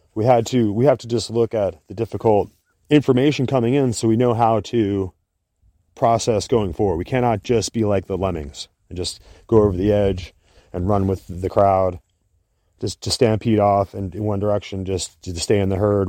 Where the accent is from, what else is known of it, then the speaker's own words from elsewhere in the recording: United States; we as an American people